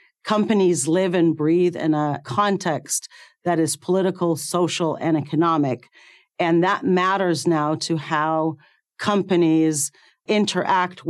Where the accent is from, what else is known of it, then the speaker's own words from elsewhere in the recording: Cairo, Cairo Governorate, Egypt; moved away as an adult; I was born in Cairo, Egypt, and I went to medical school there